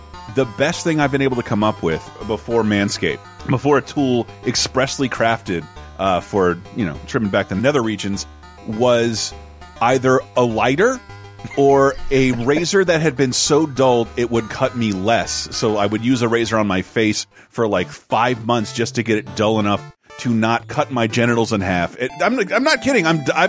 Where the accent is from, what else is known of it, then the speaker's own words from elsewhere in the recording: Florida, United States; in North Florida, so like I am more than a little familiar with ….